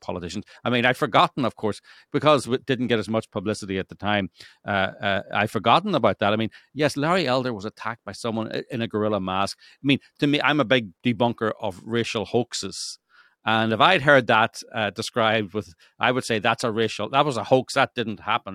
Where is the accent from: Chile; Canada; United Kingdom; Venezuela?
United Kingdom; Northern Ireland; now in Los Angeles, United States; I come from Northern Ireland, which was a gerrymandered state